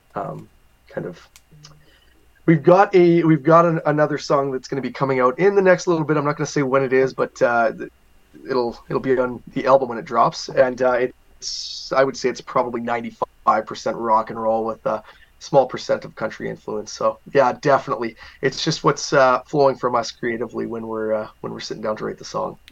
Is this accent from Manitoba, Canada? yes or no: yes; Binscarth, Manitoba, Canada; A town called Binscarth, Manitoba. There was around 350 people there when I grew up